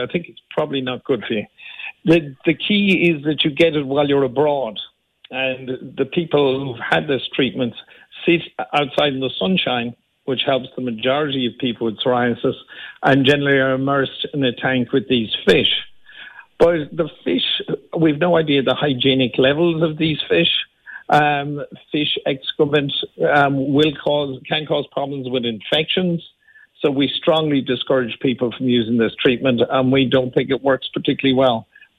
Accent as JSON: {"language": "English", "town": "Limerick", "region": "Munster", "country": "Ireland", "tie": "born or raised there", "said": "Well, just born in Limerick. I grew up in Limerick and still have my family still live in Dura Doyle."}